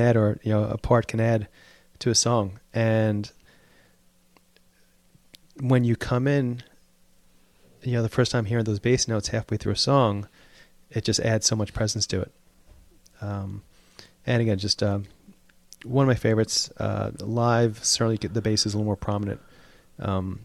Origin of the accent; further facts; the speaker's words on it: United States; being American